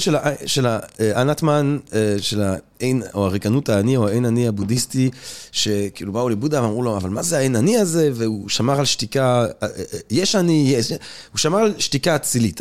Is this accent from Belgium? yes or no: yes; Antwerp, Flanders, Belgium; moved away; אני אנטוורפן של שנות ה-80